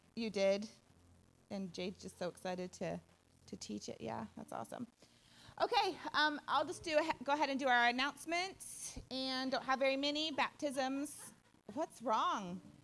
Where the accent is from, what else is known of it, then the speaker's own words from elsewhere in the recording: Odessa, Texas, United States; We're, we're from the Odessa area